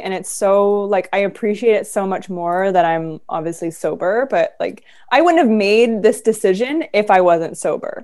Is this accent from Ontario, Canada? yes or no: no; Vancouver, British Columbia, Canada; moved away as an adult; also born or lived in Los Angeles; I'm originally from Vancouver and my family is all here